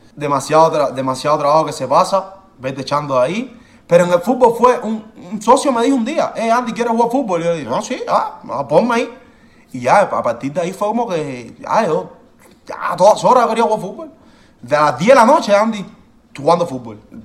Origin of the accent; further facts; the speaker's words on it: Cuba; moved away; yo soy de Cuba